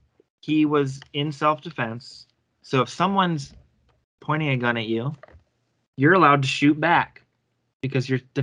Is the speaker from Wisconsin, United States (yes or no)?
yes; Milwaukee, Wisconsin, United States; also born or lived in Racine, Wisconsin; I grew up in Milwaukee till I was, like